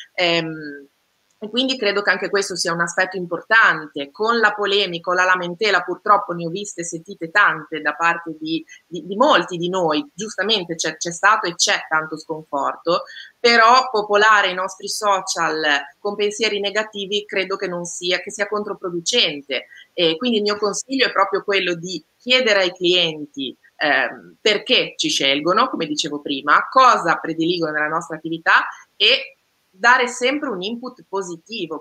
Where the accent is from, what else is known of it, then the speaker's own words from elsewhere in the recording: Liguria, Italy; io Ligure